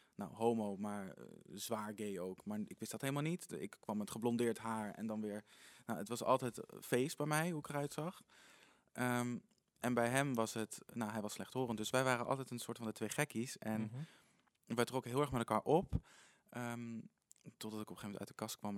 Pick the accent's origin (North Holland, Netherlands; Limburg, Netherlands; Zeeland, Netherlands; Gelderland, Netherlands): Gelderland, Netherlands; Apeldoorn; geboren en getogen in Apeldoorn